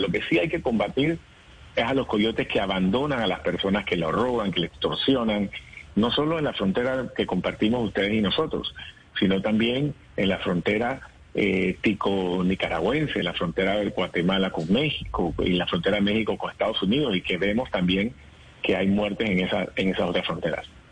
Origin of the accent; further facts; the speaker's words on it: Panama; Nosotros como panameños